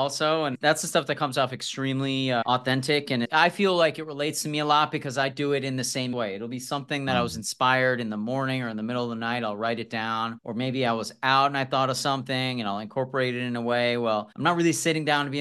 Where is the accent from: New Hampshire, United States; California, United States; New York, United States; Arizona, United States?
New York, United States; I'm from New York and I'd go to Chinese restaurants in the Bronx